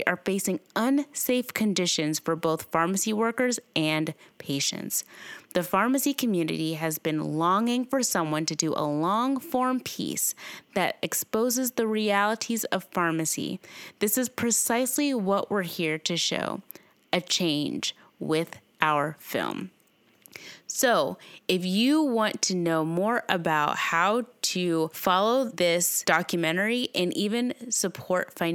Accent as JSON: {"language": "English", "town": "Owensboro", "region": "Kentucky", "country": "United States", "tie": "born or raised there", "said": "works in her independent family-owned pharmacy in my hometown, Owensboro, Kentucky."}